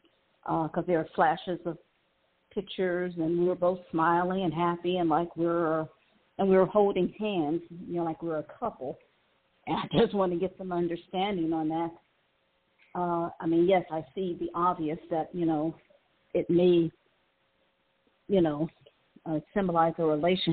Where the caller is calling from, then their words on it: Cleveland, Ohio, United States; calling from Cleveland, Ohio.